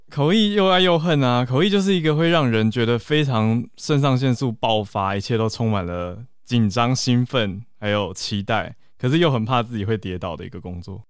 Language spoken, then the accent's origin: Chinese; Taiwan; 其实我们都是在台湾土生土长